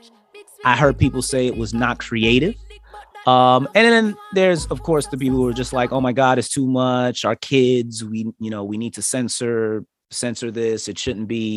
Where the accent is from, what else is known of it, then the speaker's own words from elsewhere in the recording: New York, United States; we're all from New York